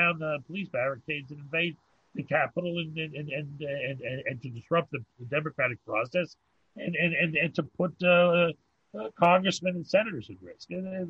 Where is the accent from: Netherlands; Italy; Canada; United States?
Canada; First of all, it's that we're Canadian, so it's not really our domain.